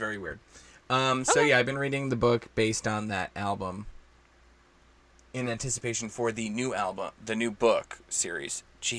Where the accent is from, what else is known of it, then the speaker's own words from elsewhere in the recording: New Jersey, United States; accent: New Jersey; My New Jersey accent is not helping at all